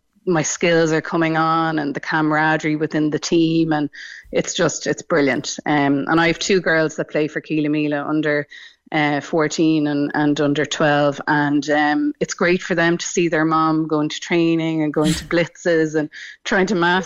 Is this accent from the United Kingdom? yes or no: no; Dublin, Leinster, Ireland; moved away as an adult; also born or lived in Newcastle, County Dublin / Cork; now in County Cork, Ireland; Growing up in Dublin, where I grew up in Rathgar, there was no local GAA club